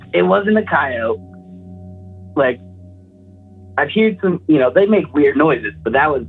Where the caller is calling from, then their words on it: Post Falls, Idaho, United States; Post Falls, Idaho.